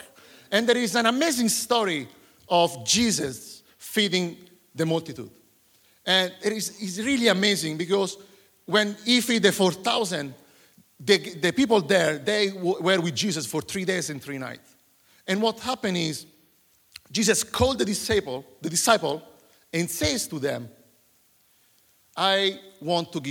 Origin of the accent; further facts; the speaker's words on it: Italy; moved away as an adult; now in Surrey, United Kingdom; I'm from Italy.